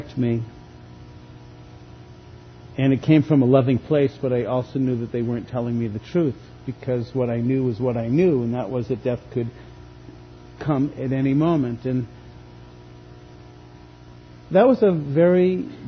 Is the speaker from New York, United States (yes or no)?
no; Boston, Massachusetts, United States; moved away; Growing up outside of Boston in the late 50s, early 60s